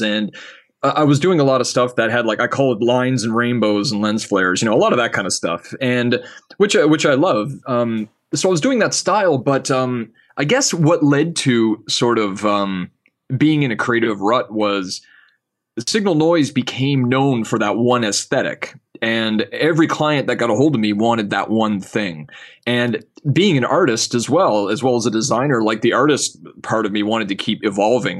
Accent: Canada; being a Canadian, you know, like, from up here

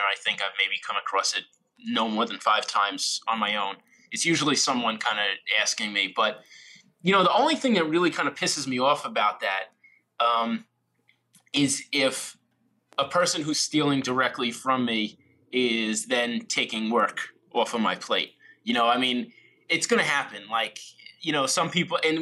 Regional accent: New York, United States; born or raised there

